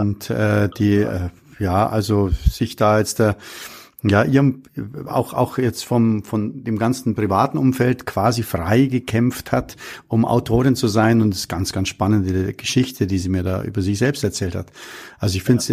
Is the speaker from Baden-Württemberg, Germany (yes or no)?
no; Munich, Bavaria, Germany; ich bin in München am Hasenbergel aufgewachsen